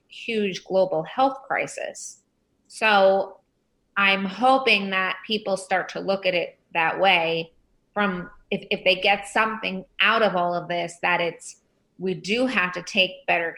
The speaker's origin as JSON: {"language": "English", "area": "Long Island", "region": "New York", "country": "United States", "tie": "born or raised there", "said": "I grew up on Long Island, and I run Drug Free World in New York"}